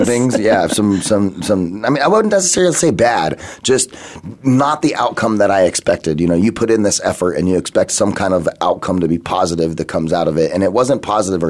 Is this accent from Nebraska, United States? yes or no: no; Phoenix, Arizona, United States; also born or lived in San Diego; I'm from Phoenix